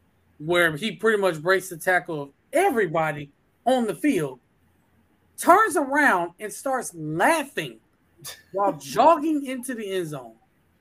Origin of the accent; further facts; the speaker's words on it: Omaha, Nebraska, United States; I'm from Omaha, Nebraska, but I've always been a Gators fan